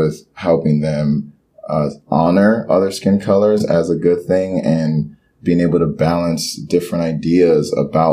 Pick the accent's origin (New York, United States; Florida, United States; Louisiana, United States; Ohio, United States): Florida, United States; Miami; English is a second language; Growing up in Miami and being Haitian, we were taught one culture